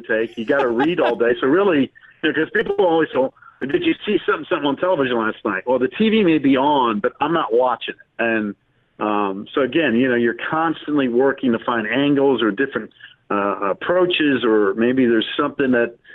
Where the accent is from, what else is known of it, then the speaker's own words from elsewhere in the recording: Winston-Salem, North Carolina, United States; Growing up in Winston-Salem, I was a big NC State fan growing up as a kid